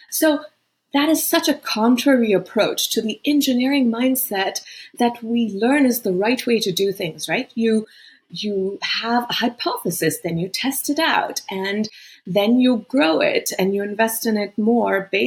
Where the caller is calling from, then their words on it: Boston, Massachusetts, United States; I'm in Boston. It's been home for a while, but actually, you know, I've just lived in so many countries.